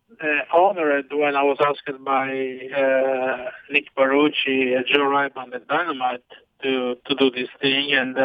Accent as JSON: {"language": "English", "area": "Amalfi Coast, Naples area", "region": "Campania", "country": "Italy", "tie": "born or raised there", "moved": "yes", "said": "growing up in Italy"}